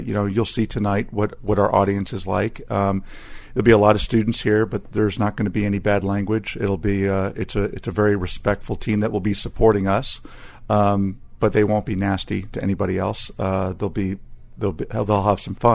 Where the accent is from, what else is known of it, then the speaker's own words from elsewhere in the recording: Texas, United States; Growing up in Texas